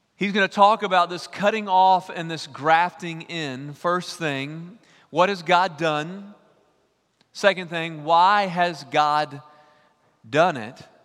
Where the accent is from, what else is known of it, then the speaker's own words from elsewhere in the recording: East Texas, United States; I'm from East Texas